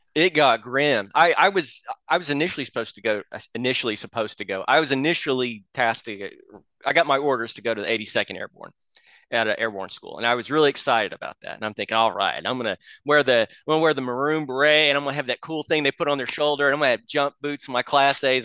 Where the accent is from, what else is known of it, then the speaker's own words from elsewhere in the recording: Oklahoma, United States; I'm from Oklahoma